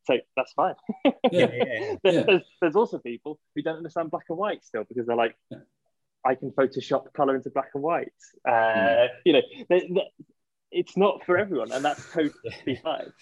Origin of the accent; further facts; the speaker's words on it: Yorkshire and the Humber, United Kingdom; moved away as an adult; also born or lived in London / Switzerland; I am from Yorkshire